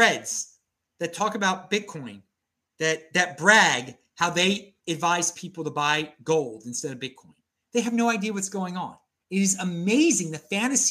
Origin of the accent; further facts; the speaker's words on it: Baltimore, Maryland, United States; now in Nashville, United States; I'm from Baltimore.